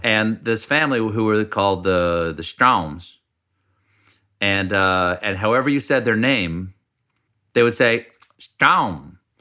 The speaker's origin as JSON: {"language": "English", "town": "Charleston", "region": "South Carolina", "country": "United States", "tie": "born or raised there", "also_born_or_lived": "Washington, D.C. / James Island, South Carolina", "moved": "yes", "said": "when I was growing up in South Carolina, in Charleston"}